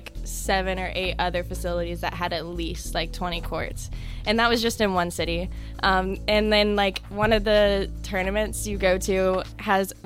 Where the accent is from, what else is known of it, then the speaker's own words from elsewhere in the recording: North Carolina, United States; I'm from North Carolina. I actually live in the capital of North Carolina, Raleigh